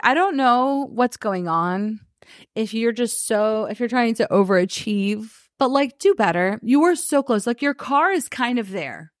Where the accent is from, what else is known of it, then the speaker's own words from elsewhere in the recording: United States; As an American